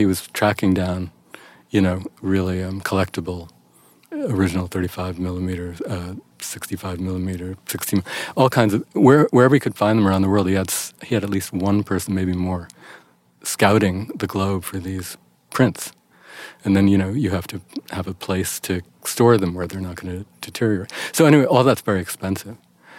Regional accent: New York City, New York, United States; I grew up in New York City

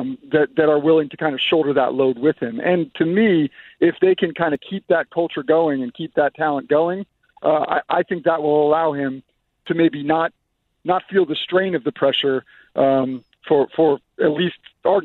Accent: New Jersey, United States; Hey, I'm from New Jersey, too, but she's a little different.

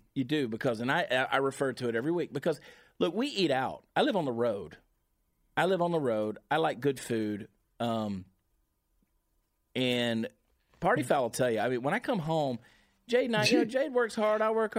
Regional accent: Augusta, Georgia, United States; now in Dallas-Fort Worth, United States; I grew up in Augusta, Georgia, where we didn't have brisket. We got pork barbecue.

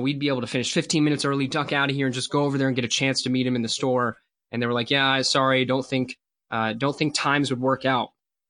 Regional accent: United States

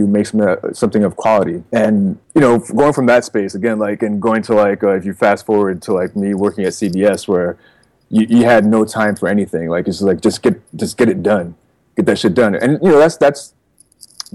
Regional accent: New Jersey, United States; also born or lived in Queens, New York; now in New York City, United States; I was born in Queens and then moved to Jersey when I was about 8 years old. Yeah. So, but I've always been between these Jersey and New York.

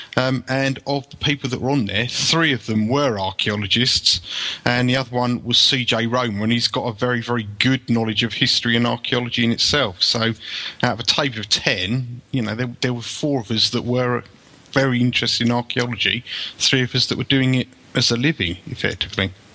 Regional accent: United Kingdom; an archaeological site in my hometown that was one of the largest Roman temples ever excavated in Great Britain

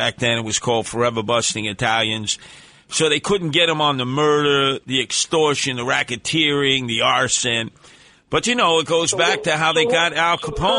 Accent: New York City, New York, United States; I came from Canarsie.

